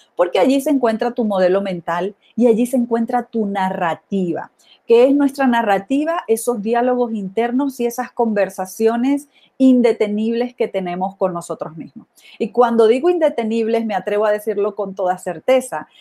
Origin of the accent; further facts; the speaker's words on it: Venezuela; moved away as an adult; also born or lived in Mexico / Italy / Ireland / United States; now in Guadalajara, Mexico; Soy venezolana y en los últimos veinte años he vivido fuera de Venezuela, aquí en México, en Italia, en Irlanda y en los Estados Unidos